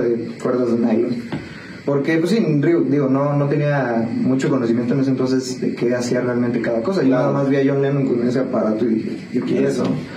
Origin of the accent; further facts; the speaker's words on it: Toluca, State of Mexico, Mexico; also born or lived in Iztapalapa, Mexico City; now in San Juan del Río, Mexico; me crié mayormente en el Estado de México, Toluca. Eh, viví ahí como nueve años, más o menos.